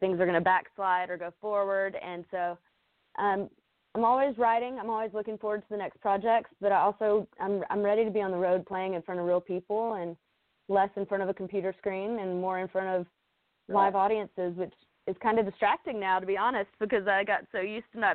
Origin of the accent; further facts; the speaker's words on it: Spartanburg, South Carolina, United States; moved away; it's from my hometown, and so I've grown up listening to Southern Rock